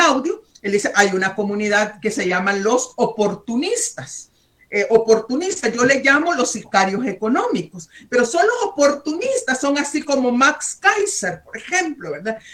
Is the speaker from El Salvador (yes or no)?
yes; El Salvador; soy salvadoreña